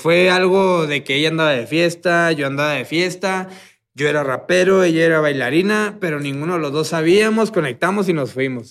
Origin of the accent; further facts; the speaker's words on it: Tijuana, Baja California, Mexico; moved away; also born or lived in Guadalajara; yo soy de Tijuana. Yo viví en Guadalajara y, fui a un evento allá a mi tierra, Tijuana